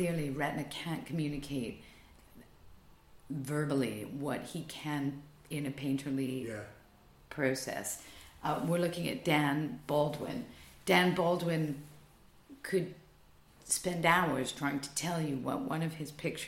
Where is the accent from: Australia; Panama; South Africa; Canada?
Canada; moved away as an adult; now in London, United Kingdom; as a Canadian